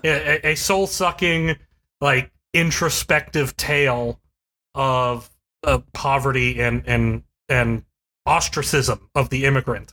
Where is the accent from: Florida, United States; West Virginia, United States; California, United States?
West Virginia, United States; Charleston; Charleston, West Virginia, which is my hometown, that I went to as a kid.